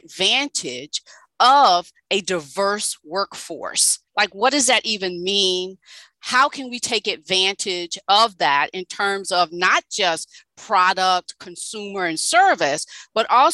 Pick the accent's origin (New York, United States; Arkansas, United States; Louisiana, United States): Louisiana, United States; grew up in the South, and equity, diversity, and inclusion was just not a thing that was occurring there in Louisiana